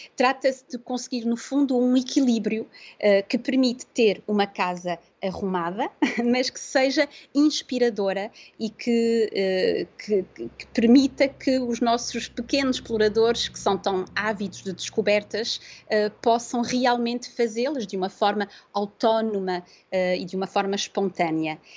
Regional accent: Porto, Norte, Portugal; moved away as an adult; also born or lived in south of France; now in France; nós somos do Porto, mas em 2015 decidimos ir viver para o sul de França

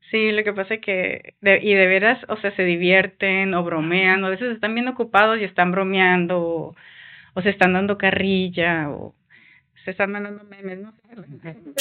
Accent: Mexico; yo siempre me creí muy mexicana, yo nací, y crecí en México

